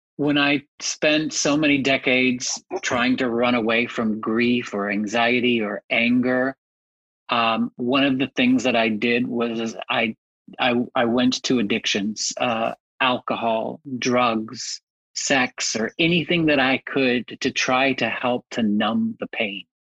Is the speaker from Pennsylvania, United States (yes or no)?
no; Texas, United States; moved away; I'm originally from Texas